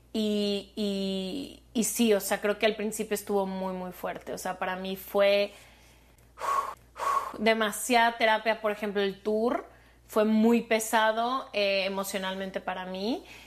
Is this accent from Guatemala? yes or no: no; Mexico; soy de México